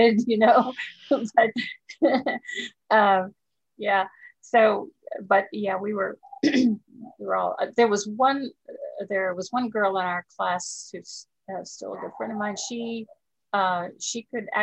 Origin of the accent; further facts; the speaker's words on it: Dallas, Texas, United States; also born or lived in Garland, Texas / Austin, Texas; We moved from Dallas to Garland, which is a small town near Dallas